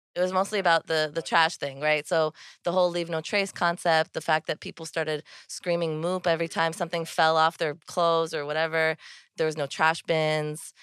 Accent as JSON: {"language": "English", "town": "New York City", "region": "New York", "country": "United States", "tie": "born or raised there", "said": "I was born here in New York City and I grew up in Soho, which is in lower Manhattan."}